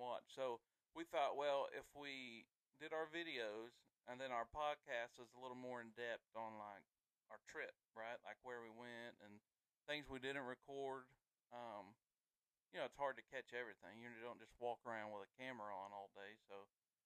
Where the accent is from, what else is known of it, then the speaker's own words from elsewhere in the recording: the South, United States; we were born and raised in the South